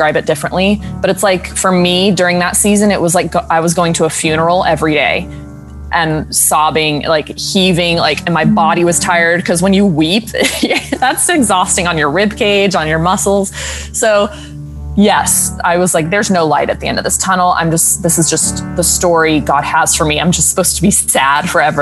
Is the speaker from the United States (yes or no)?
yes; South Carolina, United States; moved away as an adult; also born or lived in Oklahoma; now in New York City, United States; I'm from South Carolina